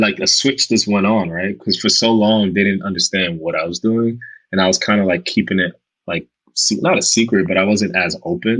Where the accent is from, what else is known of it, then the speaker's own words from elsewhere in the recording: Omaha, Nebraska, United States; when I was a kid growing up in Omaha, Nebraska, that's the only representation I saw